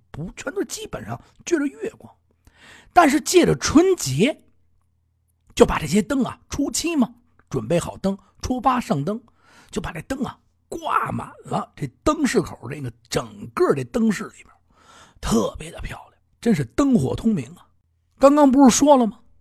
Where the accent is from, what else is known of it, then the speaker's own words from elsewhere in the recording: Beijing, China; 南城是咱们家乡啊，宣南嘛